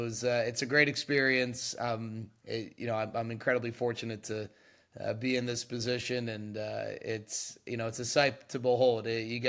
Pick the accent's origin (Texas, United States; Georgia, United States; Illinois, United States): Texas, United States; Dallas; for me, it's a little extra special growing up in Dallas and growing up a diehard Rangers fan.